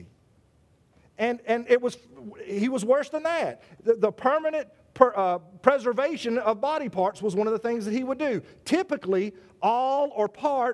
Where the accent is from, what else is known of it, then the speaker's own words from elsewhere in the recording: South Carolina, United States; South Carolina, my home state